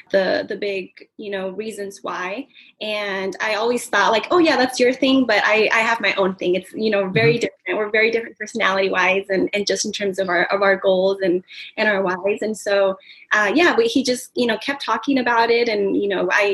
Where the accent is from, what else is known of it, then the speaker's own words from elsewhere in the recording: Southern California, United States; originally from Southern California and born and raised out here